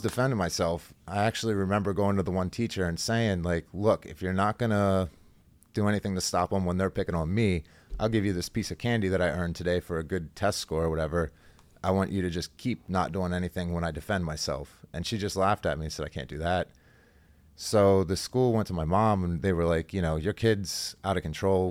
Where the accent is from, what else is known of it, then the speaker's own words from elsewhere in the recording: Halifax, Pennsylvania, United States; I grew up in Halifax. It's a really small country town.